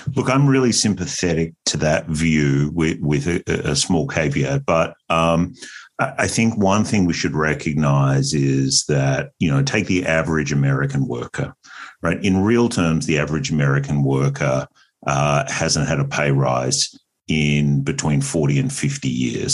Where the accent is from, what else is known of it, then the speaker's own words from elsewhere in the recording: Australia; moved away as an adult; also born or lived in United States; I am Australian originally